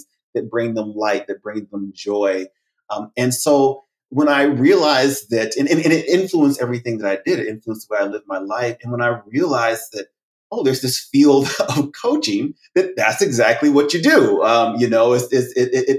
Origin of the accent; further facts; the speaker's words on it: United States; also born or lived in France; I'd unequivocally been called an American, uncouched by African American, Black American.